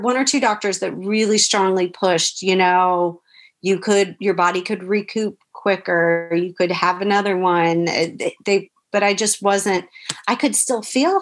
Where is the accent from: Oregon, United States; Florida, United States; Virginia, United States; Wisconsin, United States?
Florida, United States; the small little hospital we wanted to be at was here in my hometown